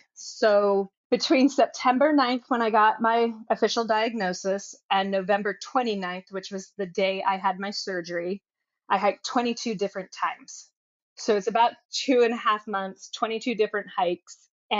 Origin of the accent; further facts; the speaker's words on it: Oregon, United States; So he's from Washington State. I'm from Oregon.